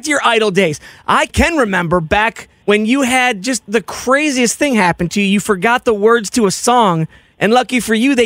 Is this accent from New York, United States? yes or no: yes; Rochester, New York, United States; I'm from Rochester, New York